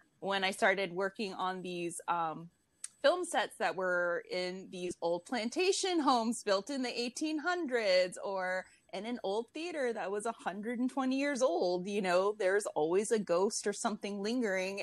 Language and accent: English; New Orleans, Louisiana, United States; I'm originally from New Orleans, so I come from a very spiritual city.